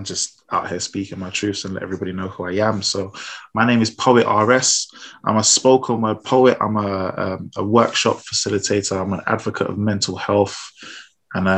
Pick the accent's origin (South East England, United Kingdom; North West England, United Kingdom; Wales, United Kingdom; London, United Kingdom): London, United Kingdom; raised in South London